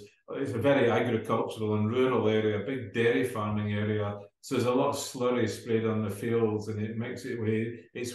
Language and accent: English; Dumfries, Scotland, United Kingdom; the Globe's actually in Dumfries, my hometown.